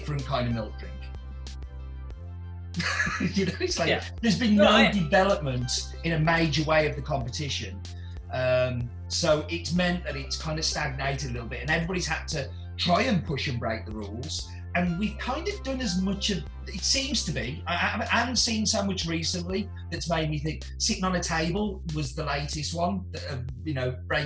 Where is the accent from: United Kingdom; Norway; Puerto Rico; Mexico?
United Kingdom; England; now in Stafford, United Kingdom; I'm English.